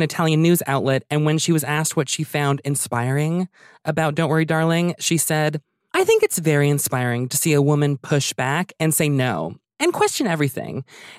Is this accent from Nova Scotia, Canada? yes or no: yes; Halifax, Nova Scotia, Canada; also born or lived in Ottawa; So I was born in Ottawa and then I moved to Halifax when I was a kid.